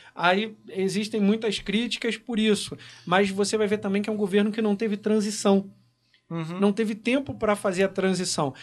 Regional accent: Correas, Rio de Janeiro, Brazil; also born or lived in Nogueira; no bairro onde eu nasci, no Nogueira, é onde eu fiz mais votos ali foi em Correios, porque eu cresci ali

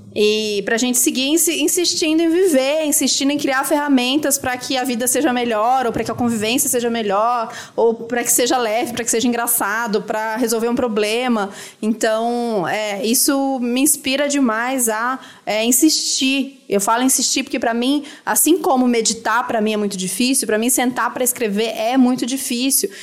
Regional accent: Brazil; se a gente é brasileiro e a gente tá vivo aqui

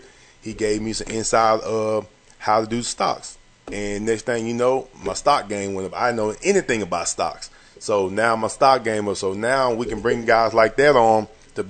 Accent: Longview, Texas, United States; I'm from Longview, Texas.

